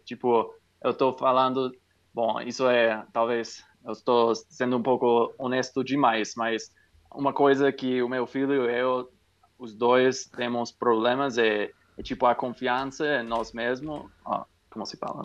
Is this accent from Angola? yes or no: no; California, United States; Portuguese is a second language; now in New Mexico, United States; eu sou norte-americano dos Estados Unidos, do Novo Me eu moro no Novo México, mas na, nasci na Califórnia